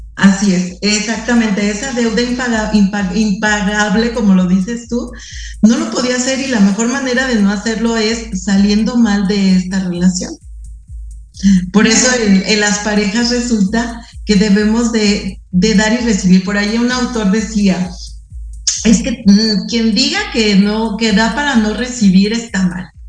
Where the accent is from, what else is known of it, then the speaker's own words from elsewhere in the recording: Mexico; somos mexicanos